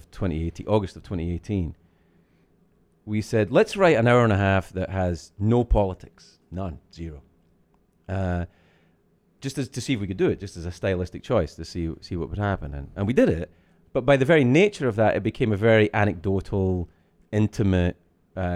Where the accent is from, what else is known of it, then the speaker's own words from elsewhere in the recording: Scotland, United Kingdom; I'm from Scotland